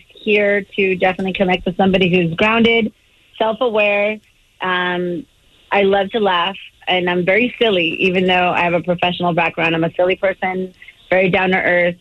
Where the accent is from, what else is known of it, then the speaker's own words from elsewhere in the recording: Covina, California, United States; now in Ontario, California, United States; I grew up in San Gabriel Valley in the Covina area.